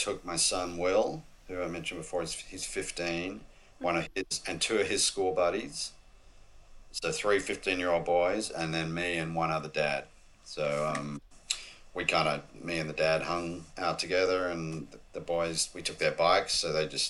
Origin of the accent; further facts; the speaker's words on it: Australia; Other than I think being an Aussie, that probably helped.